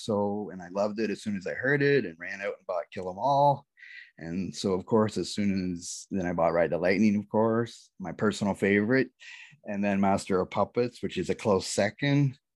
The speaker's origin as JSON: {"language": "English", "country": "Canada", "said": "I am from Canada."}